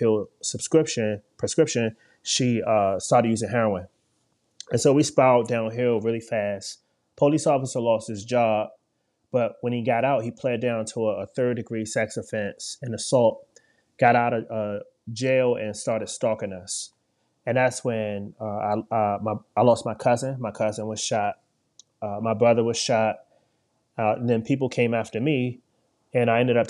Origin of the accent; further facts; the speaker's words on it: Washington, District of Columbia, United States; I grew up in Washington, D.C.